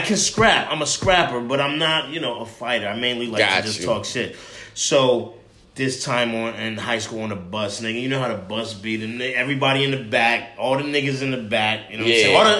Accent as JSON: {"language": "English", "town": "Edison", "region": "New Jersey", "country": "United States", "tie": "born or raised there", "also_born_or_lived": "New Brunswick, New Jersey / Franklin Park, New Jersey", "said": "I grew up in Central Jersey. Edison was one of the spots I grew up in, but New Brunswick, Franklin Park."}